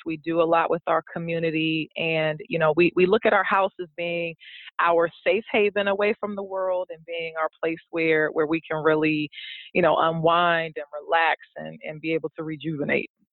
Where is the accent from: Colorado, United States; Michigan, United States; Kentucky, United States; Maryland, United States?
Maryland, United States; Prince George's County; now in Baltimore, United States; I'm actually from the Prince George's County, Maryland area.